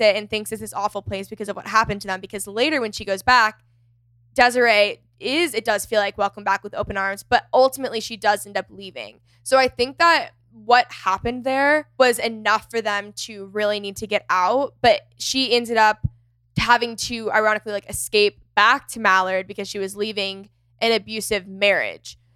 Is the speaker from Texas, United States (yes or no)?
yes; McKinney, Texas, United States; my hometown, McKinney